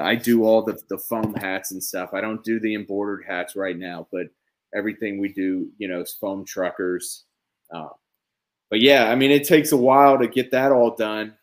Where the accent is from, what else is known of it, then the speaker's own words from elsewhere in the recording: Kansas, United States; I grew up in Basser, Kansas